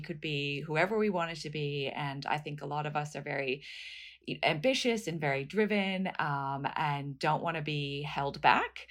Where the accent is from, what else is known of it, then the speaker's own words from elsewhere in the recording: United States; moved away as an adult; also born or lived in New York; now in Australia; I'm from the States originally